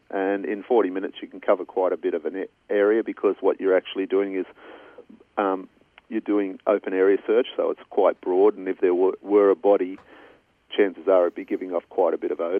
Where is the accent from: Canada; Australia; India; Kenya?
Australia; Brighton-le-Sands, New South Wales; I was raised in Brighton-le-Sands